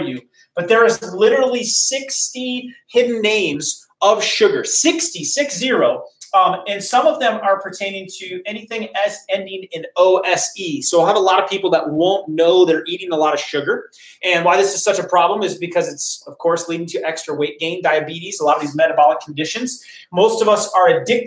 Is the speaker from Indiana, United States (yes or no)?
no; Decorah, Iowa, United States; moved away; I am originally from Decorah, Iowa